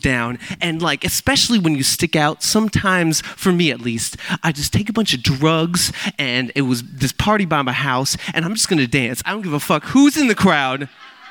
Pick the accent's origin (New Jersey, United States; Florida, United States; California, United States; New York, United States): California, United States; Milpitas; I was born and raised in Milpitas on the South Bay